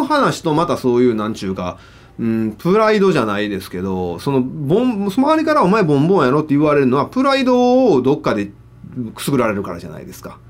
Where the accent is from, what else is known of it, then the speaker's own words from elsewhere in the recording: Higashiosaka, Osaka, Japan; 僕、生まれも育ちも東大阪だから。